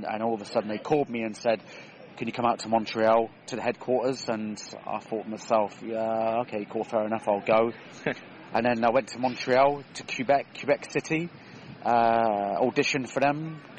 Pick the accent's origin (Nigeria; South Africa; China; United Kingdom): United Kingdom; Swindon, South West England; also born or lived in Australia / San Francisco / Las Vegas / Denmark; So I'm from Swindon originally, okay. but uh, lived basically all over, over, all over the world. I lived in Australia, San Francisco, Vegas, uh, Denmark, Sweden.